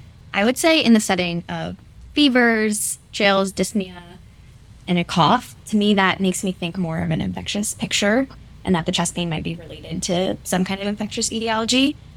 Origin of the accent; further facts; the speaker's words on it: outside of Chicago, Illinois, United States; I'm a fourth year medical student. I am from outside of Chicago. I went to Princeton for undergrad